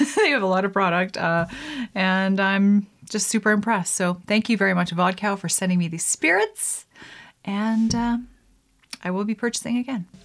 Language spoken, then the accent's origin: English; Canada; being Canadian myself